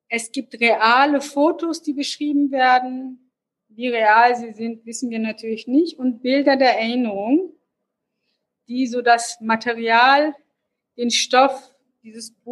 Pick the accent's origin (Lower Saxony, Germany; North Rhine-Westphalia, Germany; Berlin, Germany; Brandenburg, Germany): Lower Saxony, Germany; Hanover; wollte als ähm, Hannoveranerin, habe mich dann aber doch für Literaturwissenschaft in Hannover entschieden.